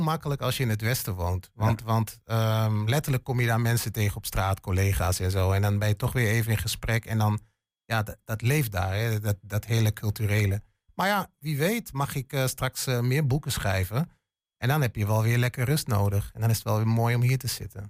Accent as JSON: {"language": "Dutch", "town": "Hengelo", "region": "Overijssel", "country": "Netherlands", "tie": "born or raised there", "moved": "as an adult", "said": "ik, ik ben een tukker. Geboren en getogen in Hengelo"}